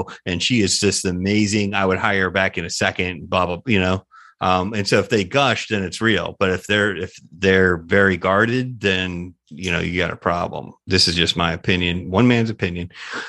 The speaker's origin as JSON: {"language": "English", "town": "Tampa", "region": "Florida", "country": "United States", "said": "I'm from Tampa originally, and there's a lot of call centers."}